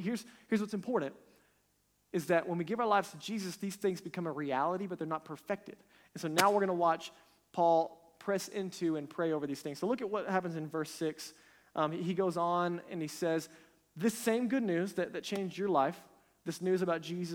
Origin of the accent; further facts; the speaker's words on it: United States; our nation, America